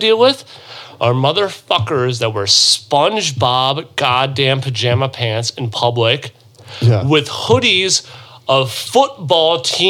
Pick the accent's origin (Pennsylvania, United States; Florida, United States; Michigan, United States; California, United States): Michigan, United States; Chesterfield; English is a second language; also born or lived in Hungary; I'm from Chesterfield, Michigan. Originally from Hungary in Europe.